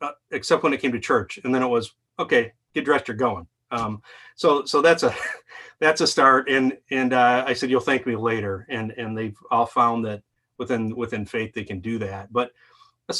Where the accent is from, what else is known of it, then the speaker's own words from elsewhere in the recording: Lake Orion, Michigan, United States; Lake Orion